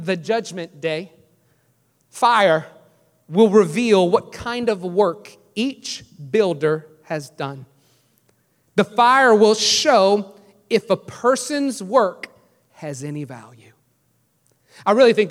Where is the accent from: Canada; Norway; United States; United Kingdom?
United States; New Orleans, Louisiana; moved away as an adult; I'm from New Orleans. I said, but I moved here about 4 years ago